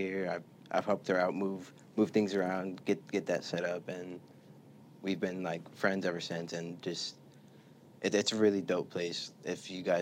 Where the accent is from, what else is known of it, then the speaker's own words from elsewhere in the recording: the Rio Grande Valley, Texas, United States; also born or lived in Dallas, Texas; I'm like half raised in Dallas, half raised here in the Valley